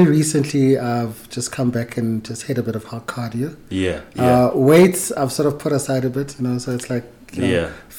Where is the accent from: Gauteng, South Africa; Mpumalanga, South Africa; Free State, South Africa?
Gauteng, South Africa; Kagiso; also born or lived in Tsakane, East Rand; I was born in the East Rand. In Tsakane. And then we moved to Kagiso. I was very young, like late 80s. That's when we moved to Kagiso, and that's where I grew up